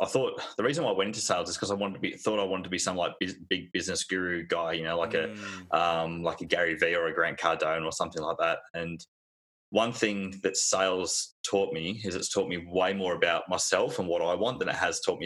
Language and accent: English; Newcastle, New South Wales, Australia; also born or lived in Doncaster, United Kingdom; now in Perth, Australia; born in the UK, a place called Doncaster. Grew up in Newcastle in New South Wales